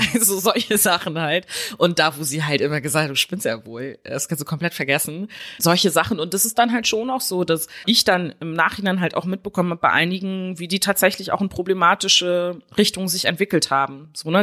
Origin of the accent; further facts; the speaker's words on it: West Germany, Germany; ich bin halt in Westdeutschland aufgewachsen